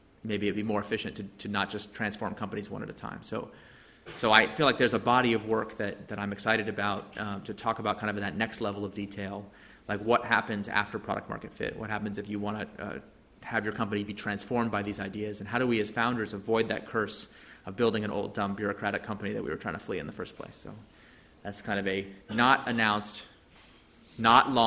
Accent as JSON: {"language": "English", "country": "United States", "lives_now": "San Francisco, United States", "said": "Wearing my hat as an American citizen"}